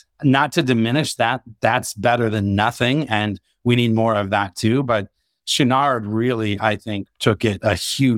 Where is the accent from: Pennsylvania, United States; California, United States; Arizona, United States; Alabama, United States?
Arizona, United States; now in Colorado, United States; co-founder, CEO of TermScout. My background is I grew up in Arizona, love the outdoors, live in Colorado now